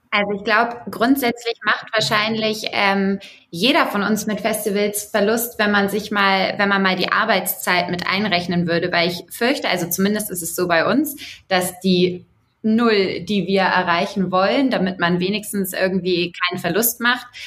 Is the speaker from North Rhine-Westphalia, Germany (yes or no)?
no; Hamburg, Germany; now in Augsburg, Germany; ich bin ursprünglich aus Hamburg, aber lebe in Augsburg